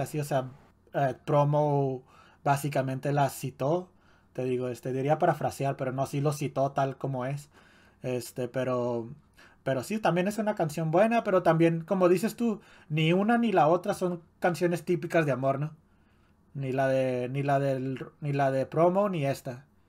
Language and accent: Spanish; Ciudad Juárez, Chihuahua, Mexico; en Juárez no es muy común que haya albercas en, en las casas, ¿no? Mm, ni en los vecindarios, ni en, ni en el parque de tu, de, tu, de tu barrio